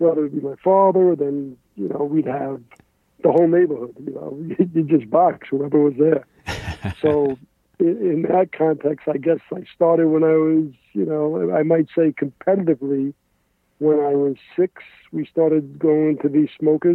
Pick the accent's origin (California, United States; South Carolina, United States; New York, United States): New York, United States; New York City; I grew up in the Bronx, New York, in the Morris Park section, neighborhood that I grew up in and spent my, you know, whole youth